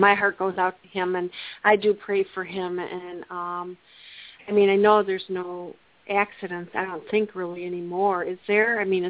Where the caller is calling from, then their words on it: Plymouth, Michigan, United States; I am from Plymouth, Michigan.